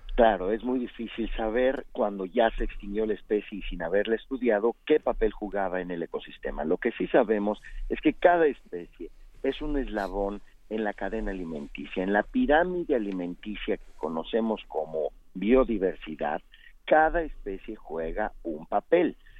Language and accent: Spanish; Mexico; Así somos los mexicanos.